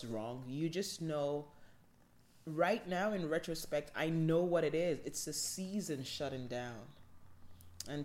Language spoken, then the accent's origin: English; Nigeria; I'm from Nigeria